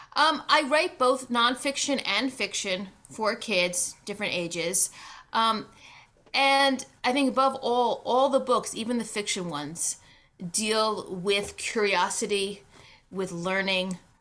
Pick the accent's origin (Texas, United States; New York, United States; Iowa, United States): New York, United States; New York City; moved away; I was born down in New York City, Uh, spent a lot of summers up in the Adirondacks